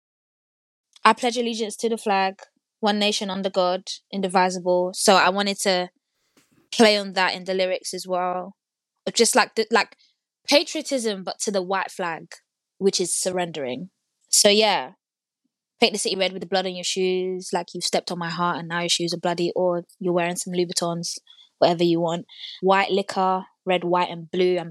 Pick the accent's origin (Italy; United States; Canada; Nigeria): Nigeria; also born or lived in North London; now in London, United Kingdom; I'm also Nigerian